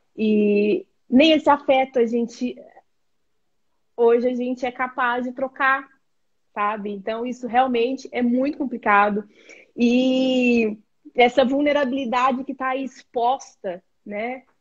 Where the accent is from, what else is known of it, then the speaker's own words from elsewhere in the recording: Brazil; nós enquanto brasileiros